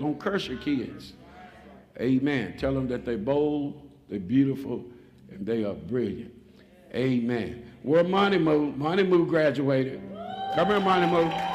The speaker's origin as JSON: {"language": "English", "region": "Texas", "country": "United States", "moved": "yes", "lives_now": "Kentucky, United States", "said": "I'm from Texas"}